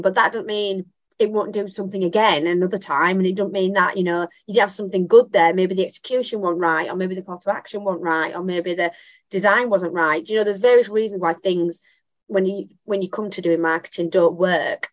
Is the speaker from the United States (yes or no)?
no; Bradford, Yorkshire and the Humber, United Kingdom; Bradford, my hometown.